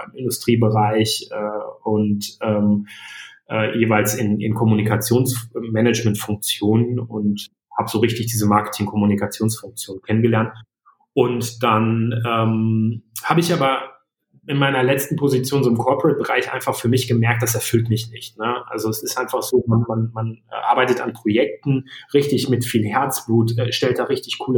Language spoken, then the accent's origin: German; Iserlohn, North Rhine-Westphalia, Germany; Ich komme aus dem aus der Ecke von Iserlohn, also so